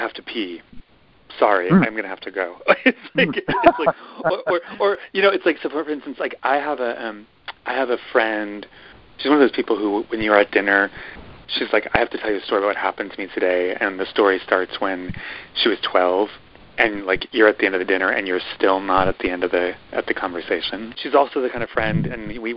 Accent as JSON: {"language": "English", "region": "Midwest", "country": "United States", "said": "I'm from the Midwest"}